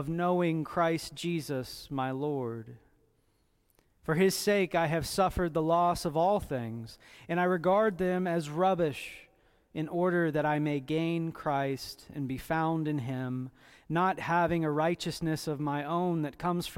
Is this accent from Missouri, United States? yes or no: no; Indiana, United States; I was born in Indiana